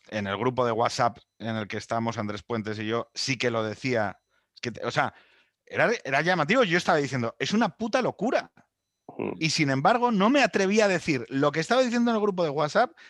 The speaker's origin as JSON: {"language": "Spanish", "country": "Spain", "said": "somos un país"}